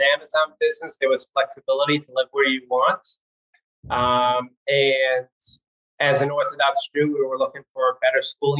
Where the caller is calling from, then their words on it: North Miami Beach, Florida, United States; also born or lived in Cincinnati, Ohio; I'm calling in from North Miami Beach, Florida.